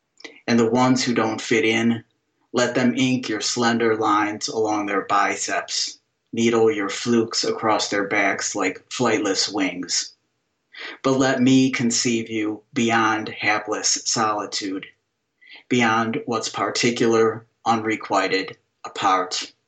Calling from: Middleburg Heights, Ohio, United States; I'm calling from Middleburg Heights, Ohio, which is a suburb of Cleveland.

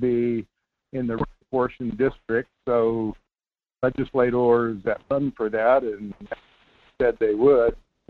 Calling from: Homer, Alaska, United States; Yeah, this is … in Homer.

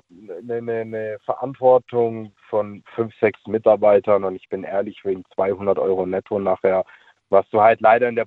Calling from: Böblingen, Baden-Württemberg, Germany

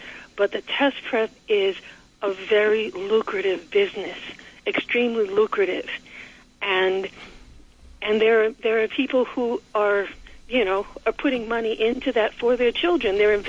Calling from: New York, United States; I'm calling from the Bronx.

